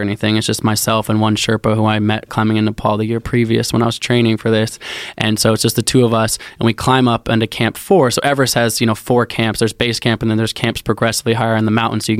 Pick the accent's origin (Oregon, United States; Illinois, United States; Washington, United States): Oregon, United States; Portland; So I grew up in Portland, so I grew up like in the outdoors